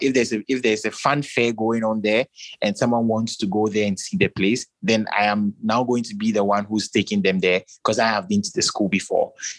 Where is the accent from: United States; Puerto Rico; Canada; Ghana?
Ghana; I'm from Ghana